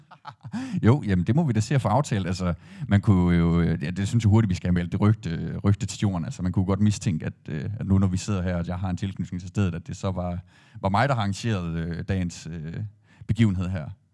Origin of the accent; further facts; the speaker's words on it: Aarhus, Central Denmark Region, Denmark; jeg er jo ikke født og opvokset i Skanderborg, har ikke anden tilknytning til, det, til byen end det. Øhm, og være det som, som Aarhusianer